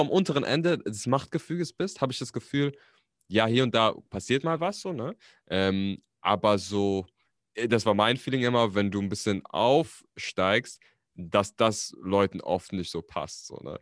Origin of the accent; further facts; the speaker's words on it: Berlin, Germany; also born or lived in Frankfurt am Main; ich bin tatsächlich nicht gebürtiger Berliner, aber ich bin hier aufgewachsen. Also ich bin Berliner, ich bin aber in Frankfurt am Main geboren.